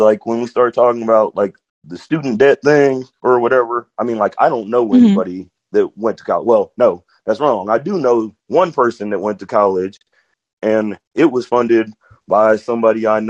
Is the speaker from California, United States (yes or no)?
no; Georgia, United States; moved away as an adult; now in Kansas City, United States; I grew up in Georgia to like my 20s